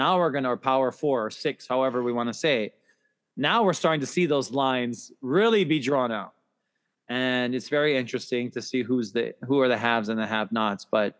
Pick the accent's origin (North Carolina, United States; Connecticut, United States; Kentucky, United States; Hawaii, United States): Hawaii, United States; But something else about us growing up in Aloha Stadium was the fact that Hawaii football used to bring in teams like BYU, Utah, Wyoming, Colorado State, New Mexico.